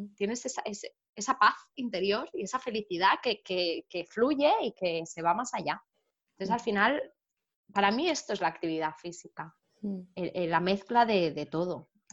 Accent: Barcelona, Catalonia, Spain; yo soy de Barcelona

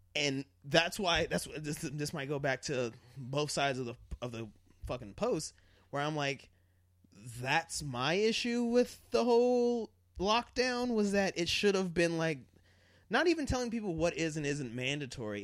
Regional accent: Colorado, United States; when I grew up in Colorado

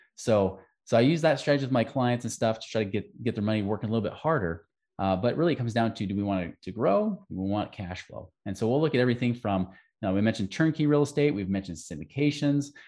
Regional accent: Oregon, United States; I grew up in Oregon

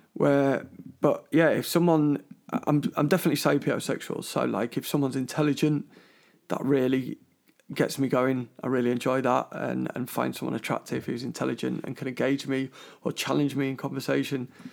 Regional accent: London, United Kingdom; moved away; I'm from London originally, a big Chelsea supporter.

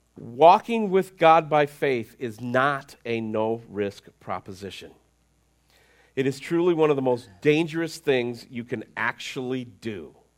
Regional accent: United States

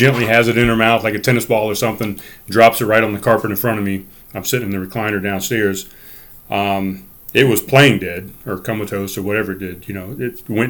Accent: North Charleston, South Carolina, United States; I grew up in North Charleston

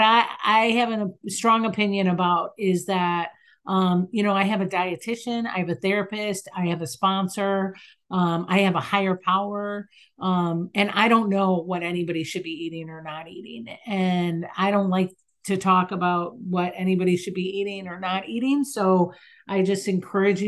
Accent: Chicago, Illinois, United States; I'm in Chicago. I'm from Chicago.

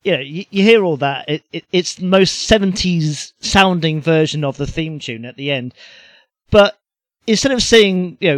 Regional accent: United Kingdom; The reason why I'll never stop loving it is because we're British

